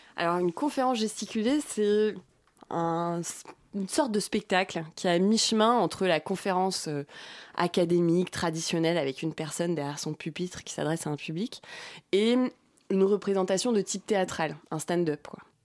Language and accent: French; Brittany, France; moved away; j'ai grandi en Bretagne. Je suis bretonne.